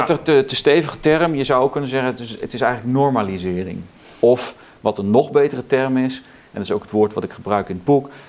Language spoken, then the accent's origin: Dutch; southern Netherlands, Netherlands; also born or lived in South Carolina, United States; wij woonden eh, toen ik kind was in het zuiden van het land